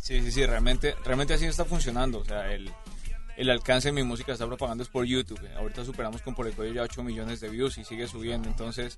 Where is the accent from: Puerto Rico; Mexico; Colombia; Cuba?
Colombia; soy un colombiano